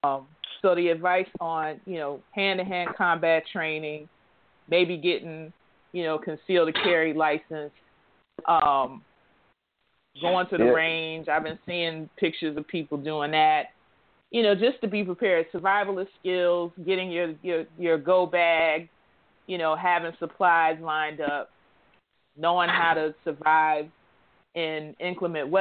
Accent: Chicago, Illinois, United States; now in Philadelphia, United States; Chicago, that's my hometown where my daughter was born

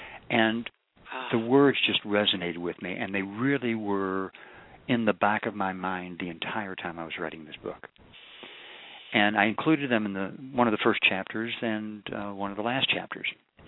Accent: Kentucky, United States; I'm from Kentucky.

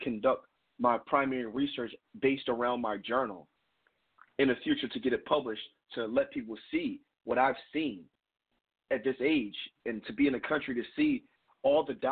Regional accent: Philadelphia, Pennsylvania, United States; now in California, United States; Growing up in Philadelphia, specifically North Philadelphia, my father is from Lagos, Nigeria

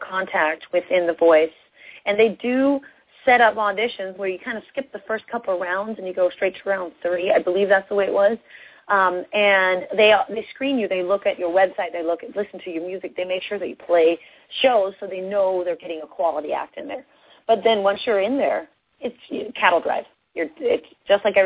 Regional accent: Seattle, Washington, United States; I'm from Seattle, and, you know, I'm a country music artist

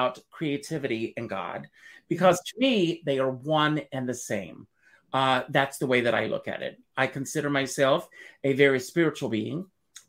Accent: South Carolina, United States; moved away as an adult; also born or lived in New York City; I grew up in South Carolina

